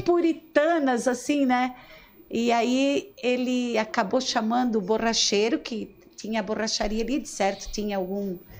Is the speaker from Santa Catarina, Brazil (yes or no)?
yes; Nova Veneza, Santa Catarina, Brazil; eu nasci é, no Caravaggio